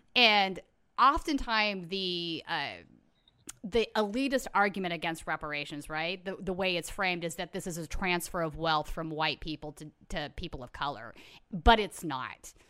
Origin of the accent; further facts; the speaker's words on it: United States; as an American